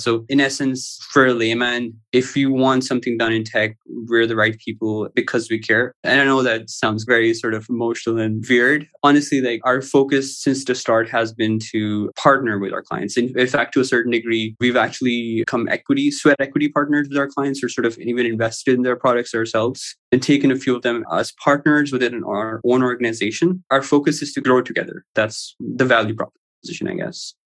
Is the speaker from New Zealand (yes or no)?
no; Pakistan; also born or lived in Houston; I live in Pakistan currently. I've traveled quite a bit. I used to work for a company in Houston before I started the business, but I studied and sort of lived throughout my life in Pakistan.